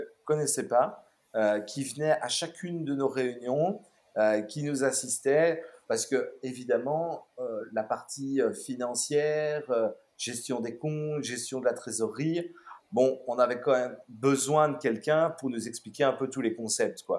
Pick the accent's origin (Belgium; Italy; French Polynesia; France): Belgium; Brussels, Brussels-Capital Region; born or raised there; also born or lived in Melbourne, Australia